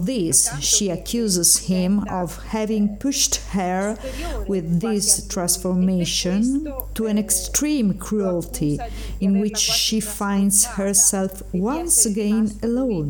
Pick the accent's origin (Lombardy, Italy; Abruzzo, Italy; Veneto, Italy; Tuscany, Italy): Abruzzo, Italy; L'Aquila; recorded by me in my hometown L'Aquila